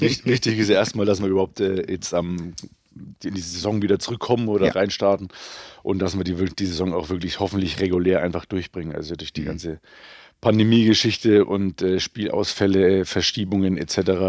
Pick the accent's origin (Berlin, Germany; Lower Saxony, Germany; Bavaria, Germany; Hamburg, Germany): Bavaria, Germany; Bayreuth; bei uns in Bayreuth